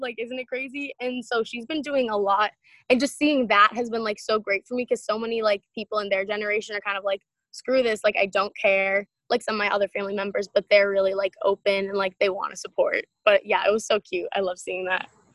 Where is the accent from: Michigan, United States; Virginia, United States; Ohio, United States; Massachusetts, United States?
Massachusetts, United States; East Bridgewater; my t- small town, East Bridgewater, Mass.